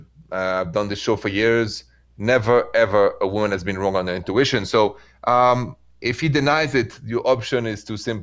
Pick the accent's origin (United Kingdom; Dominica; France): France; accent: French; English is a second language; moved away; My accent is French